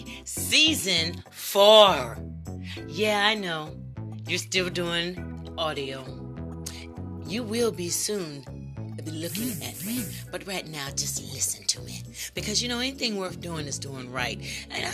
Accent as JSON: {"language": "English", "country": "United States", "said": "I am an American citizen, a Black American citizen."}